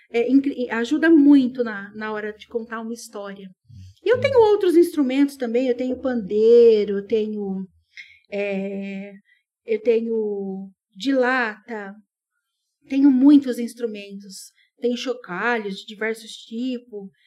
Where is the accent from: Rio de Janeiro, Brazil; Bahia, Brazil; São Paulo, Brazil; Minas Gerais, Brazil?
São Paulo, Brazil; Ibitinga; família tradicional aqui de Bitinga.